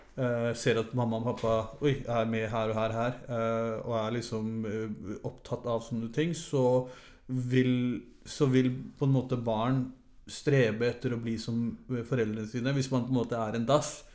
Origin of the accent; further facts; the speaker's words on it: Oslo, Norway; moved away as an adult; Fra jeg var eh, ett til jeg var 21-22, så bodde jeg her